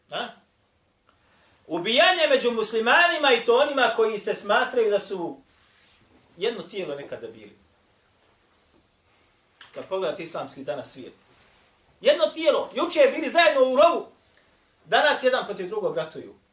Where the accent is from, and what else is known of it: Bosnia & Herzegovina